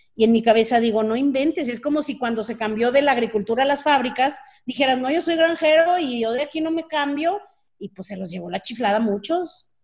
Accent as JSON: {"language": "Spanish", "country": "Mexico", "said": "como mexicanos"}